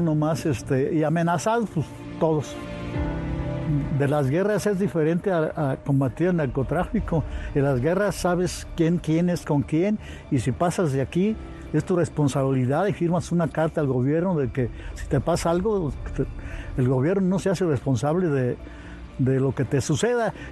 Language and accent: Spanish; Zamora, Michoacán, Mexico; nací en Zamora, Michoacán.